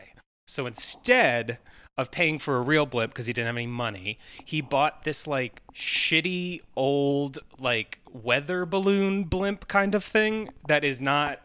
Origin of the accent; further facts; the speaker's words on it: Canton, Ohio, United States; I'm from Ohio in Canton, and the Goodyear factory is like the headquarters is like 20 minutes from my house